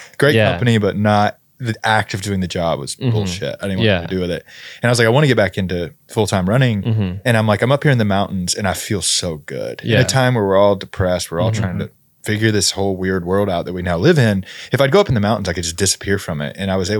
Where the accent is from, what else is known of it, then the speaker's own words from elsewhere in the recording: Georgia, United States; I grew up in the Appalachians. So like, I was like right in the foothills of the Appalachians. Mm-hmm. I think I'm just like, I'm a hillbilly at heart.